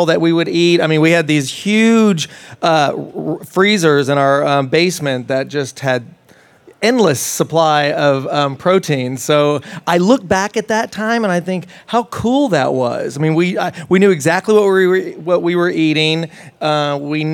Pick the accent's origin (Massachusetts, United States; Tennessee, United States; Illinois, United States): Tennessee, United States; also born or lived in Las Vegas, Nevada; I was raised in Tennessee